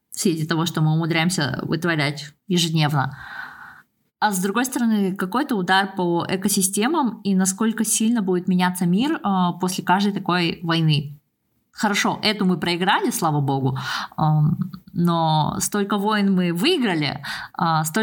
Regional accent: Almaty, Kazakhstan; А в Алмате, ну, я же родом из Алматы, у нас там горы.

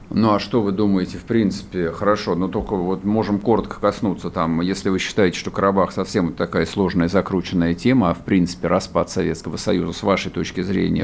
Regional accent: Russia; мы русские люди

